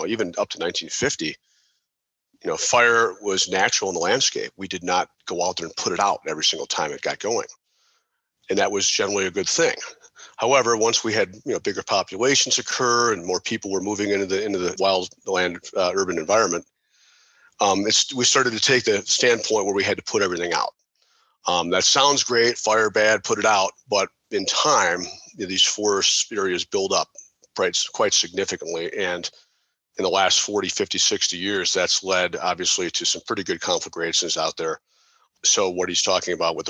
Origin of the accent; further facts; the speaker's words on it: Chicago, Illinois, United States; now in New Mexico, United States; I'm from the Chicago area